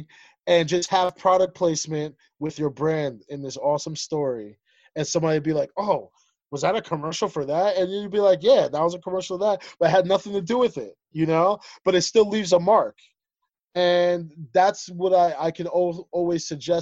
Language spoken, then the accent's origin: English; United States; also born or lived in Ethiopia / Zambia; Us being Liberian American, having that, like, that strict West African mentality and background and foundation, but also going through the life through our lenses of everyday living in America